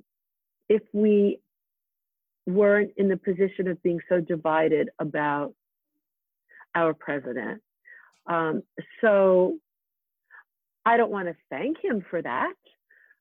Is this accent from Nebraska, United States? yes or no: no; Freeport, New York, United States; moved away; Freeport near Jones Beach